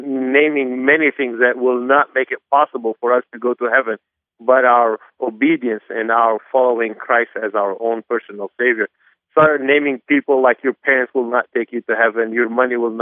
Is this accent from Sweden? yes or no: no; Beirut, Beirut Governorate, Lebanon; also born or lived in Anderson, Indiana; I was born and raised in Beirut, Lebanon